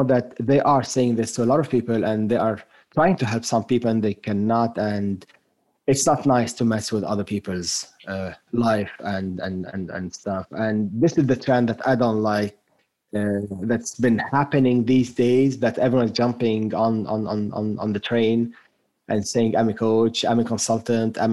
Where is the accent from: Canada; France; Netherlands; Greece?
France; accent: French; first language French; English is a second language; moved away as an adult; now in United States; I grew up for the first 18 years of my life in France